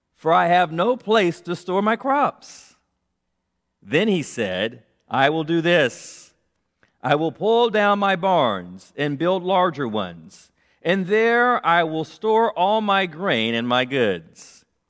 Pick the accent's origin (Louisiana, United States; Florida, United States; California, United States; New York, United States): California, United States; Los Angeles; I was born in South Central Los Angeles